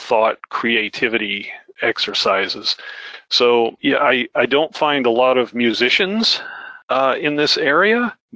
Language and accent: English; United States; moved away; also born or lived in Oklahoma / Iowa; I grew up in Flatland, right? Oklahoma, Iowa